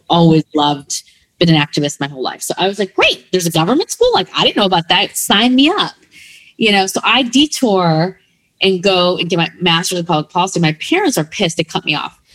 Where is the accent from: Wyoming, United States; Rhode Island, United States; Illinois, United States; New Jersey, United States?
Illinois, United States; Berwyn; also born or lived in Midwest; I was born in Berwyn